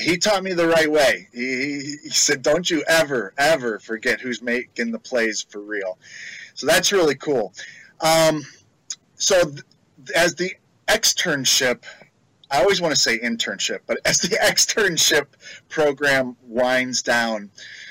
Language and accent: English; Chicago, Illinois, United States; growing up in Chicago, I got to watch Walter Payton run